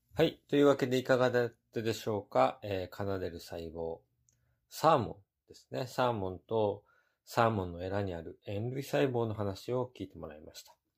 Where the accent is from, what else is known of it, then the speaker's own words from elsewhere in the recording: Japan; moved away as an adult; now in United States; アメリカで生まれてですね、3歳まで過ごして、それから日本に行きました。